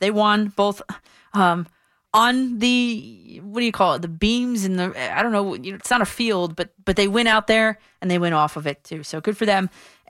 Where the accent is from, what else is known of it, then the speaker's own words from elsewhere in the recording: Dumont, New Jersey, United States; my hometown of Dumont, New Jersey.